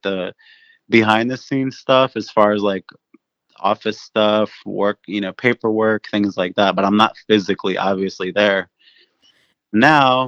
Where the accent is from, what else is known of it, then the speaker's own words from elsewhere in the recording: Cincinnati, Ohio, United States; I grew up in Cincinnati, but my family's business was in Newport, Kentucky